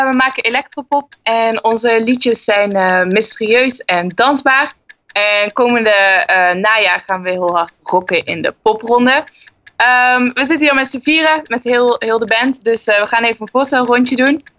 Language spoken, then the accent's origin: Dutch; Maastricht, Limburg, Netherlands; now in Enschede, Netherlands; ik kom uit Maastricht en ik woon in Enschede.